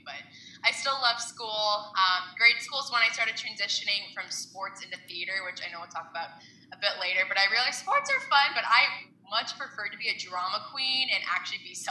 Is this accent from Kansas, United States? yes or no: yes; Kansas, United States; I'm born and raised in Kansas